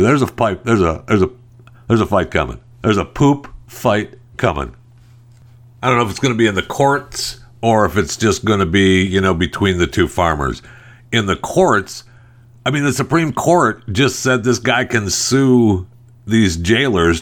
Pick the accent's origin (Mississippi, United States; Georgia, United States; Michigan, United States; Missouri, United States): Michigan, United States; I was raised in Michigan.